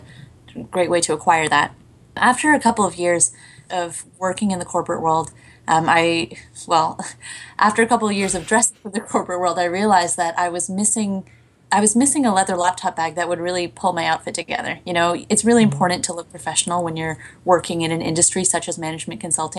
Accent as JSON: {"language": "English", "country": "Canada", "tie": "born or raised there", "also_born_or_lived": "Hong Kong", "said": "I'm from Hong Kong, but I grew up in Canada as well"}